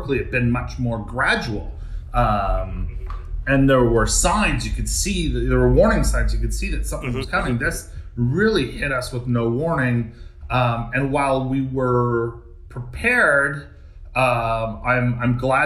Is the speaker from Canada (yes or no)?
yes; Canada; also born or lived in New York; being a Canadian